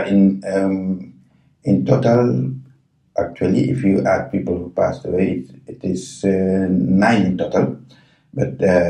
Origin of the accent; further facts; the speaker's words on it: Senegal; moved away as an adult; also born or lived in Jordan; now in Japan; I was born in Senegal.